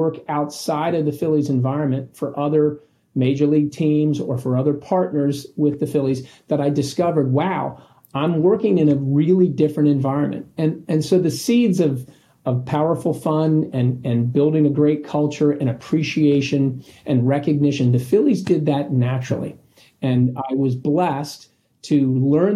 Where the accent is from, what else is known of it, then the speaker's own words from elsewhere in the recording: Philadelphia, Pennsylvania, United States; I could work for my hometown baseball team